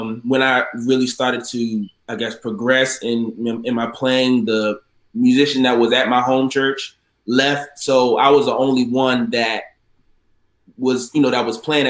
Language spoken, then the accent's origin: English; Baltimore, Maryland, United States; now in Prince George's County, United States; My hometown is Baltimore, Maryland